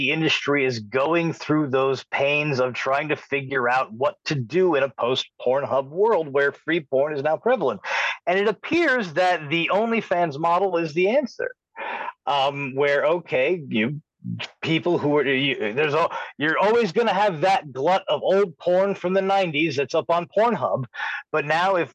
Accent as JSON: {"language": "English", "region": "New York", "country": "United States", "tie": "born or raised there", "said": "I I just growing up on Long Island"}